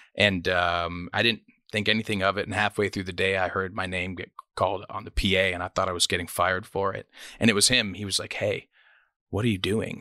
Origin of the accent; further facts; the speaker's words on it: Toronto, Ontario, Canada; moved away as an adult; also born or lived in Nashville, United States; now in United States; I was born in Scarborough, Ontario, um, which is kind of a rough part of Toronto.